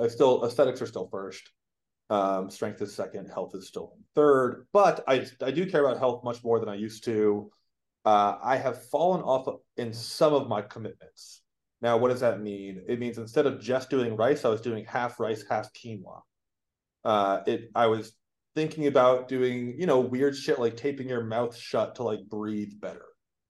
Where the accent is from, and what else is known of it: Boston, Massachusetts, United States; born or raised there